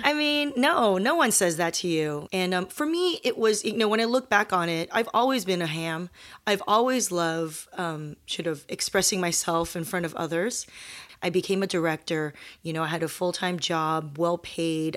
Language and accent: English; Torrance, California, United States; the South Bay of Los Angeles, which is where I grew up